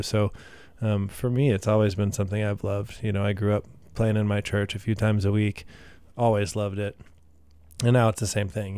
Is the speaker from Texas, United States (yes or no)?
yes; Katy, Texas, United States; also born or lived in Midland, Texas / San Marcos, Texas / San Antonio, Texas; now in Austin, United States; I uh, moved to Katy and spent most of my life there, honestly, until I was 18